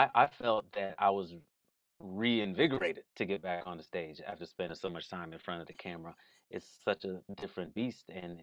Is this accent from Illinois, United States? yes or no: yes; Waukegan, Illinois, United States; Waukegan, Illinois, we didn't get to Chicago much.